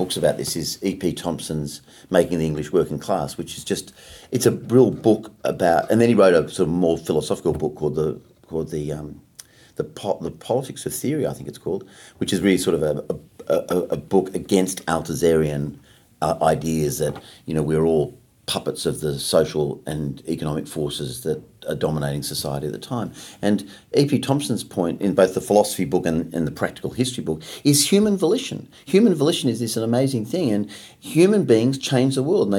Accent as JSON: {"language": "English", "country": "Australia", "said": "I'm Australian"}